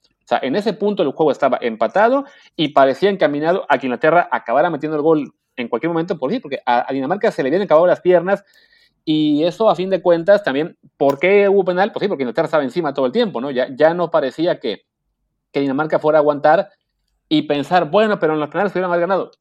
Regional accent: Mexico; como mexicanos nosotros pues no somos muy de querer Argentina

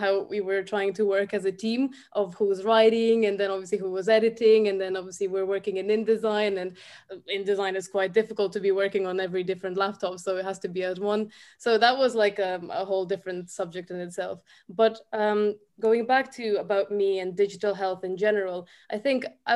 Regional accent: Ukraine; also born or lived in Dublin, Ireland; now in Ireland; I'm also from Ukraine, but I've lived here since 2012.

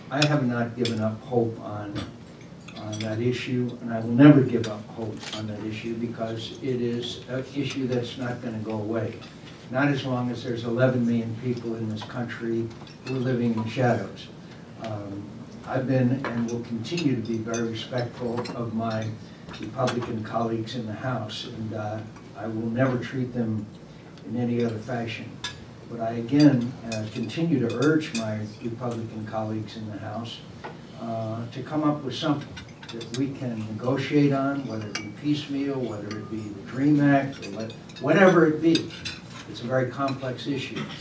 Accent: Arizona, United States; For my home state of Arizona

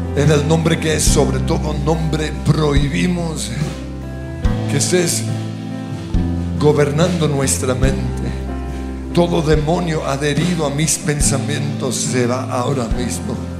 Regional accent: Colombia

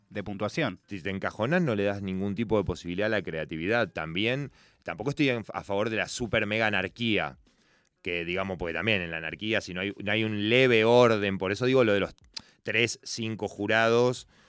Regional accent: Argentina; El fútbol sí nos encanta como argentinos

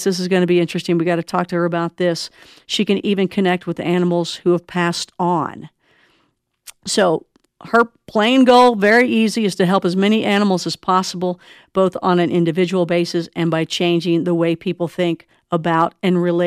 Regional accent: Kentucky, United States; moved away; I'm originally from Kentucky

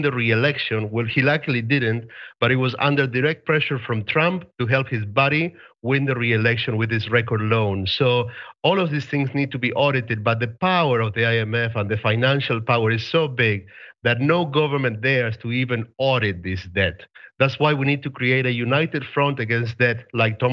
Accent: Argentina; I'm from Argentina. I was 16 years old.

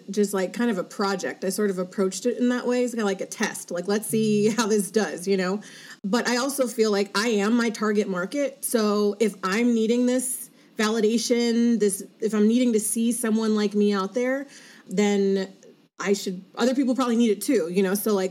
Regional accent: Los Angeles, California, United States; also born or lived in Monterey, California / Orange County, California / New York; I grew up in Los Angeles

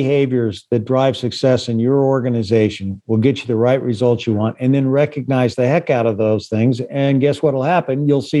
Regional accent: Beeville, Texas, United States; born there; also born or lived in Chama, New Mexico / Dodge City, Kansas; I was born in Beeville, Texas, and I lived in small towns like Chama, New Mexico, Detroit Lakes, Minnesota, Kimmel, Nebraska, you know, Dodge City, Kansas.

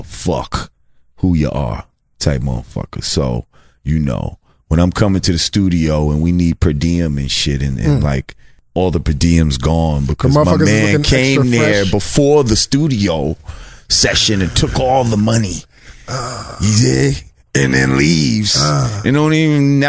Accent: New Rochelle, New York, United States; where we grew up at in Marichelle

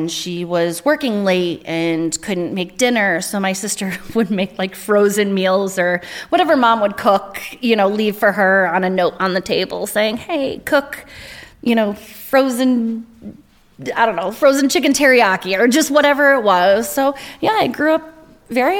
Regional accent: Stratford, Connecticut, United States; I grew up in Stratford in Connecticut.

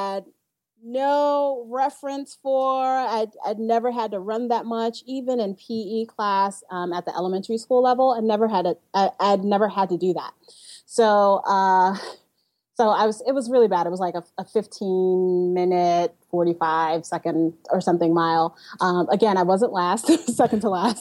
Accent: New York City, New York, United States; I grew up in Bushwick, Brooklyn, which, you know, it's very urban

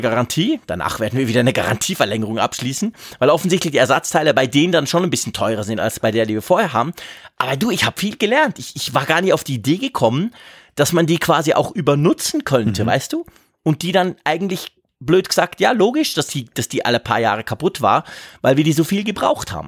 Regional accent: Switzerland; bei uns in der Schweiz

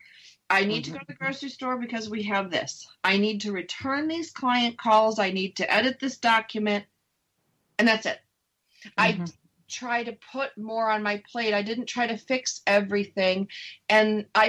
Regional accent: Upper East Coast, United States; I'm from the Upper East Coast

